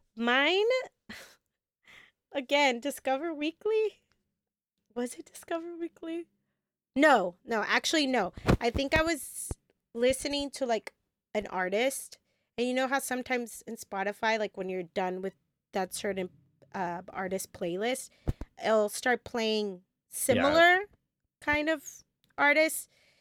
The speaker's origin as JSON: {"language": "English", "region": "Texas", "country": "United States", "said": "We're all from Texas."}